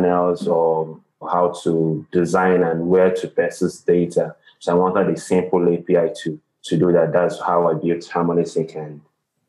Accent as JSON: {"language": "English", "country": "Nigeria", "said": "from Nigeria"}